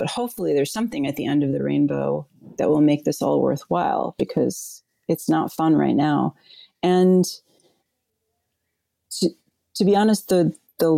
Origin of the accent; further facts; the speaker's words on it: New Orleans, Louisiana, United States; also born or lived in Winter Park, Florida; At the age of 7, my mother and I moved to New Orleans